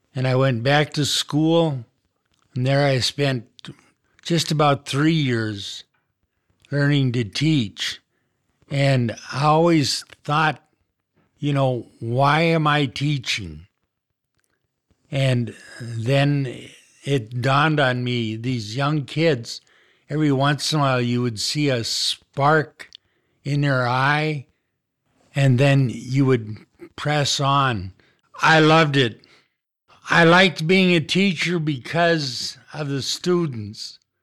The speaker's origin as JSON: {"language": "English", "town": "Kenmare", "region": "North Dakota", "country": "United States", "tie": "born or raised there", "said": "I was born in Canmere, North Dakota. It's a small community northwest of Minot, about fifty miles. I grew up on a farm"}